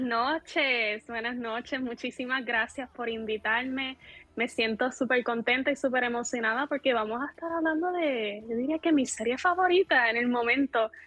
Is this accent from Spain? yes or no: no; Puerto Rico; soy de Puerto Rico